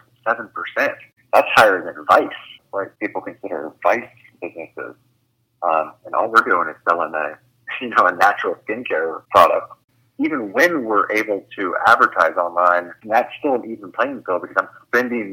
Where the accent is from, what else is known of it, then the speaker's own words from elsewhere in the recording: Ohio, United States; I'm from Ohio, so I'm from a very rural, probably more conservative area